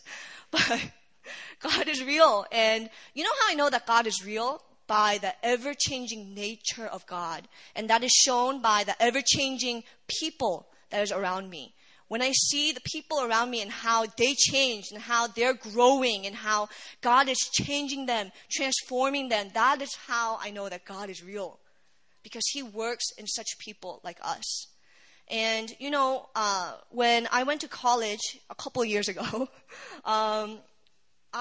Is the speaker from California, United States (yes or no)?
no; Virginia, United States; moved away as an adult; also born or lived in Korea; now in South Korea; I'm from Virginia, and I never thought I would go to seminary in Korea